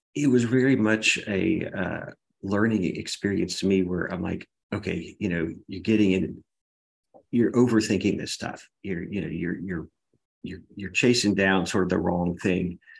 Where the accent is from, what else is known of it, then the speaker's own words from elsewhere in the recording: Baton Rouge, Louisiana, United States; now in Texas, United States; I'm from Baton Rouge, Louisiana, originally